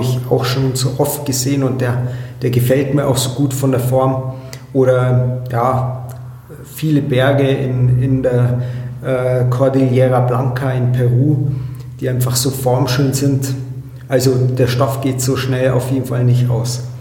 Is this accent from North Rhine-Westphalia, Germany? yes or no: no; Allgäu, Bavaria, Germany; hier bei uns im Allgäu